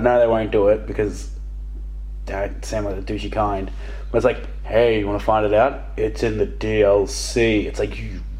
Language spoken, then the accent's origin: English; Australia; I've got a slab on my back because I'm Australian.